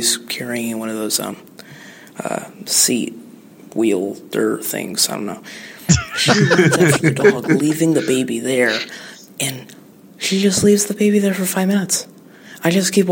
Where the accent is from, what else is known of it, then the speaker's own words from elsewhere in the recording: North Carolina, United States; I'm from North Carolina